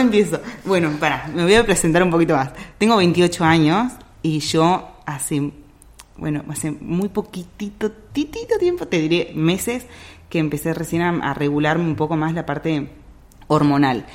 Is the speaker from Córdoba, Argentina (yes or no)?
no; Salta, Argentina; moved away; yo soy de Salta